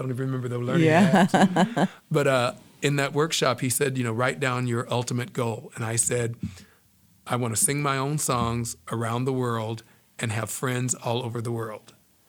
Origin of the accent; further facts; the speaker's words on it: Pikeville, Tennessee, United States; also born or lived in Humboldt County, California; now in San Diego, United States; I'm from Pikeville, Tennessee. Okay. That's my hometown.